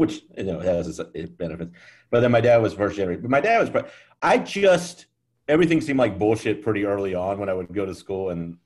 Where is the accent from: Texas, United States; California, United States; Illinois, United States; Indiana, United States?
Texas, United States; Fort Worth; also born or lived in Portland, Oregon; now in New York City, United States; I'm from the south side of Fort Worth, Texas